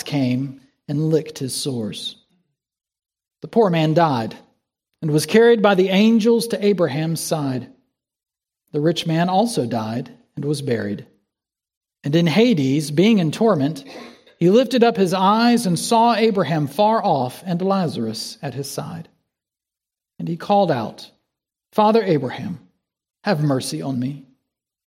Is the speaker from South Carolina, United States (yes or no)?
yes; South Carolina, United States; moved away; In my home state of South Carolina, we've got the Gray Man. There was an old truss bridge between my hometown and the state capital